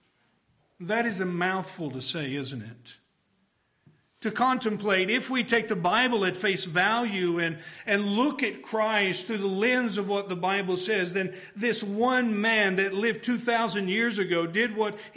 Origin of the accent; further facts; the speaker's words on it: Tennessee, United States; I'm from Tennessee